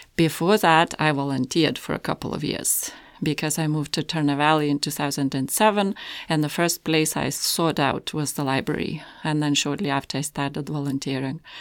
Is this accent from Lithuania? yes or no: yes; Lithuania; moved away as an adult; now in Canada; I'm from Lithuania.